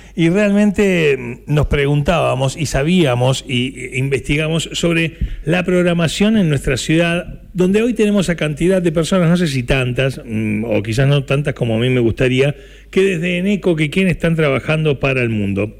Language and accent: Spanish; Buenos Aires, Argentina; moved away as an adult; now in Necochea, Argentina; yo soy de Buenos Aires